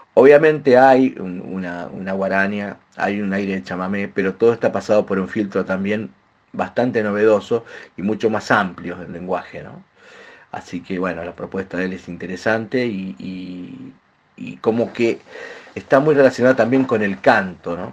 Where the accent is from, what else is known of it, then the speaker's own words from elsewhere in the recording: Mendoza, Argentina; grabamos en Mendoza, de donde soy oriundo